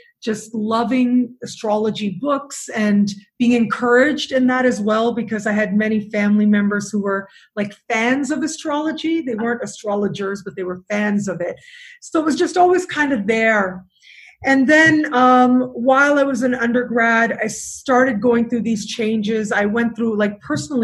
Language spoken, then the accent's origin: English; Toronto, Ontario, Canada; moved away as an adult; also born or lived in England; now in Cancun, Mexico; So I born and raised in Canada. I did go to university for a year in England, but other than that, you know, very much a Toronto girl, downtown, lived many years in downtown Toronto